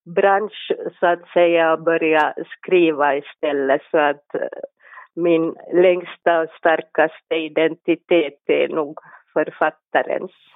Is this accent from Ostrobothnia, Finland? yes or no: no; Helsinki, Uusimaa, Finland; Jag är en barfota helsingforsare